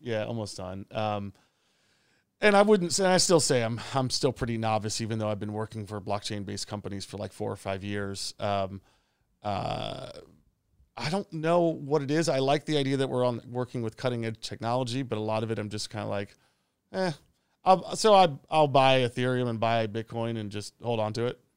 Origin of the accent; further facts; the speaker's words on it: Long Island, New York, United States; moved away as an adult; also born or lived in Shenzhen, China / Bangkok, Thailand; now in Phuket, Thailand; I'm originally from New York or just outside the city in Long Island.